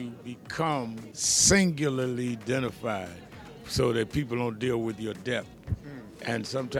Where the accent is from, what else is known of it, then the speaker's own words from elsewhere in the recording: New York, United States; I grew up and started my activism in my hometown, New York.